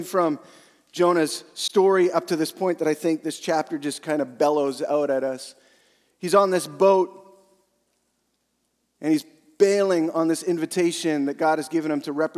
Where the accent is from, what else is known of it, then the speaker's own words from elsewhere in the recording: Western Canada, Canada; I'm from Western Canada.